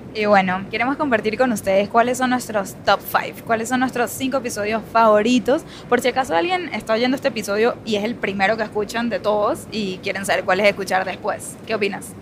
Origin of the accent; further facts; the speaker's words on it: Venezuela; accent: Venezuelan; el acento venezolano